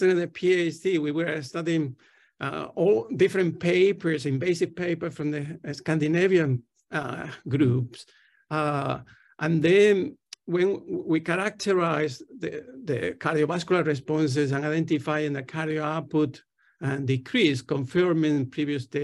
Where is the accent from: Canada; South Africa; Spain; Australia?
Spain; Tenerife, Canary Islands; English is a second language; moved away as an adult; also born or lived in Barcelona, Spain / Austin, Texas, United States; now in London, United Kingdom; I'm originally from Spain, from the Canary Islands, close to Africa, an island called Tenerife.